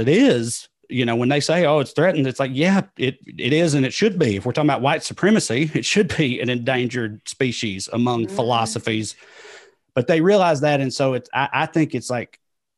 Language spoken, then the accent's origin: English; the American South, United States; accent: Southern; I'm not the only liberal white Southerner.